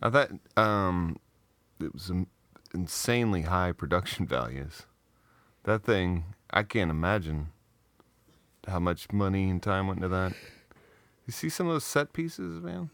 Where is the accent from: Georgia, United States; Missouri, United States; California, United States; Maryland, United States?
Missouri, United States; Southeast; I grew up in Southeast Missouri